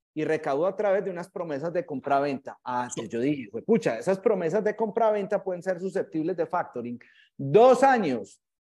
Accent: Medellín, Antioquia, Colombia; also born or lived in Manchester, England; yo soy egresado del San Ignacio, el 93, colegio de hombres, pues acá en Medellín

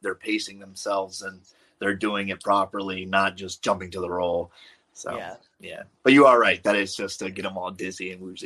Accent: Maryland, United States; I'm from Maryland

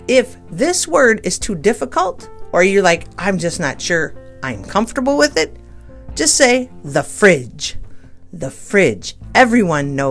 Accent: Midwest, United States; I'm an American, so, and a Midwesterner

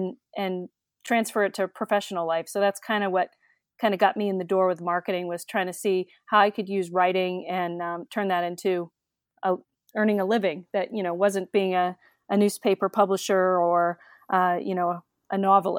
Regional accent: Massachusetts, United States; I grew up in the Massachusetts suburbs, and I went to college at University of Connecticut

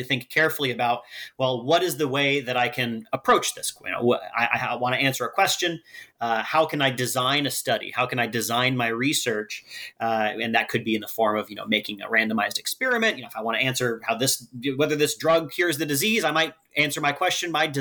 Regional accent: Humboldt County, California, United States; moved away as an adult; also born or lived in Oregon; now in Seattle, United States; I grew up in Humboldt County, which is sort of the Oregon part of California

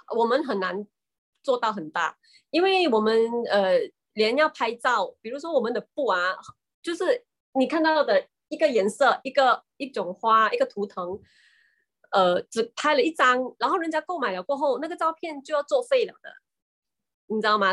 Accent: Marang, Terengganu, Malaysia; 那个地方叫做，呃，班达马让。虽然它是叫 班达啦， 它， 但是它是很小的一个镇来的。那么我们的那边的村民都是以捕鱼为生。

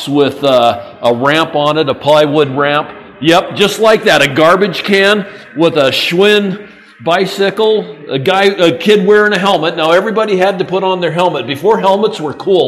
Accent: Portland, Oregon, United States; I grew up in Portland, Oregon

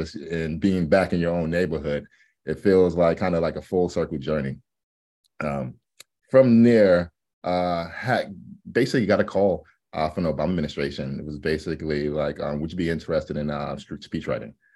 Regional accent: New York City, New York, United States; moved away as an adult; also born or lived in Atlanta, Georgia; now in Los Angeles, United States; I'm from New York City, um, but obviously I live in L A now. And, um, the New York experience growing up

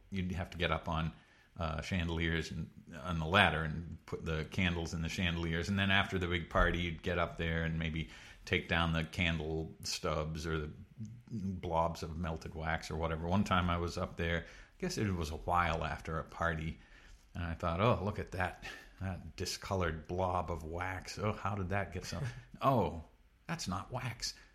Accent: Pepperell, Massachusetts, United States; also born or lived in Connecticut; originally from, uh, semi-rural Massachusetts, a town called Pepperell

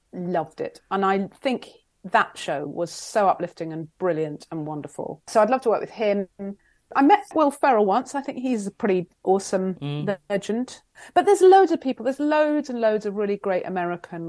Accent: England, United Kingdom

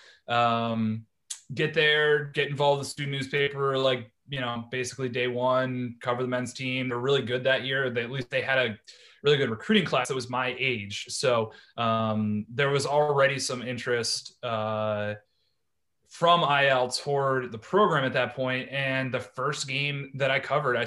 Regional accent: Cleveland, Ohio, United States; moved away as an adult; also born or lived in Baltimore, Maryland; I'm originally from Cleveland, Ohio. I played high school football and lacrosse

